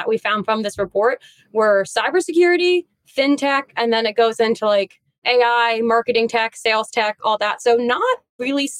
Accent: New York City, New York, United States; being a New Yorker

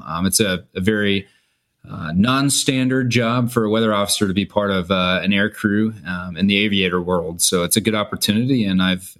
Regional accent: Kansas, United States; moved away as an adult; Yeah, so I'm from Kansas originally, went to the University of Kansas to get my degree in atmospheric sciences.

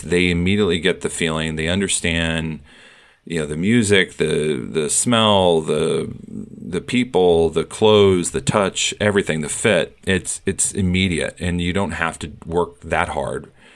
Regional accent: Iowa, United States; moved away as an adult; now in New York, United States; I was born and raised in Iowa. I moved to New York about thirty years ago

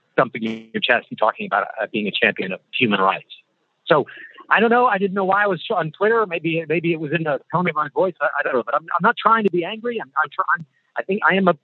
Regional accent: United States; as an American

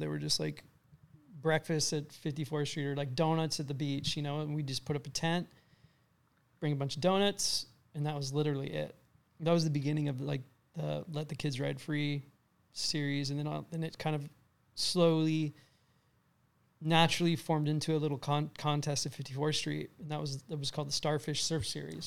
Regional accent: California, United States; also born or lived in Lake Forest, California / Huntington Harbour, California; I kinda was all over California until I was around ten

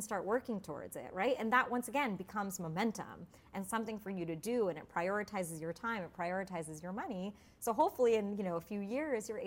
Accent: United States; being Indian and American. And I grew up in a town where there wasn't any other Indian people

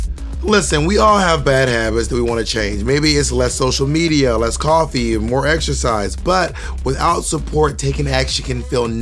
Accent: the South, United States; also born or lived in Georgia / Alabama; now in New York City, United States; Growing up in the South

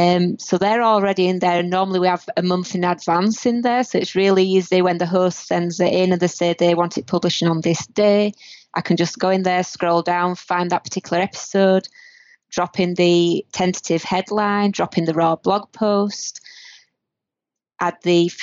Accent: north of Britain, the north of England, United Kingdom; now in Canada; the north of Britain. If anybody has trouble understanding my accent

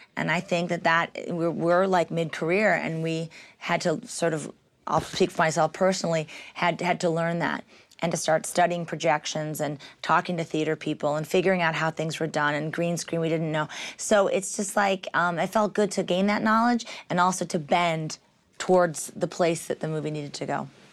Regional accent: Michigan, United States; I'm from Michigan

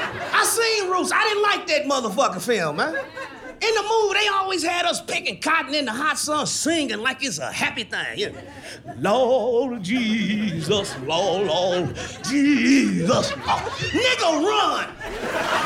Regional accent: Kansas City, Missouri, United States; I'm from Kansas City, Missouri

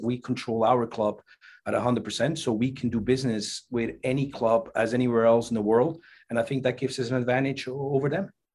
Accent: Switzerland; now in United States; growing up in Switzerland

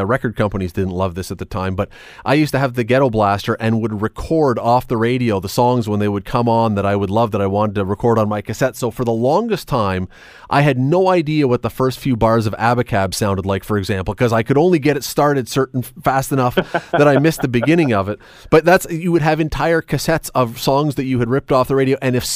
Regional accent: Toronto, Ontario, Canada; I grew up in Toronto

